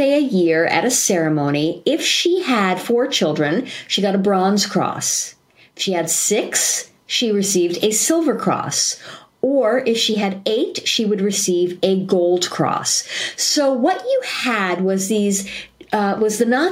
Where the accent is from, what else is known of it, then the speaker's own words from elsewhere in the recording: New York, United States; now in San Diego, United States; I am also a New Yorker